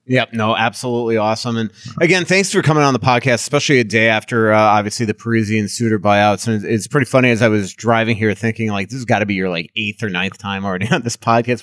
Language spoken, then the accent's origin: English; Long Island, New York, United States; I grew up in Long Island